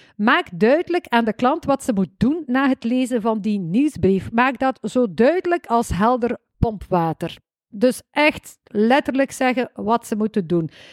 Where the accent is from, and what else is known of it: West Flanders, Belgium; accent: West Flemish